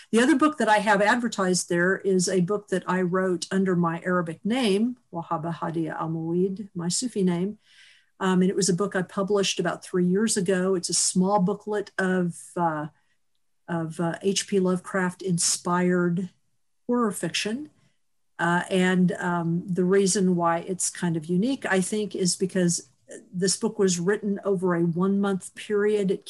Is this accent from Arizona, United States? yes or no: no; Chattanooga, Tennessee, United States; moved away; also born or lived in Kansas; I was born in Kansas, and then my family moved to Ch- Chattanooga for my dad's job at the time.